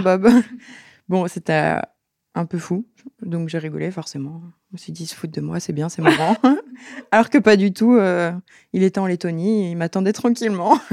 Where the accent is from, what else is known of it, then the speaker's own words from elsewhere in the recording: La Plagne, Auvergne-Rhône-Alpes, France; Je viens de la Plaine